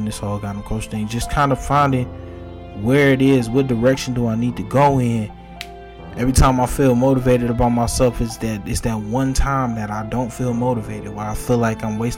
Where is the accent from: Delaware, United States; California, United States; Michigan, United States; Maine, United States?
Michigan, United States; Detroit; I'm gonna be from Detroit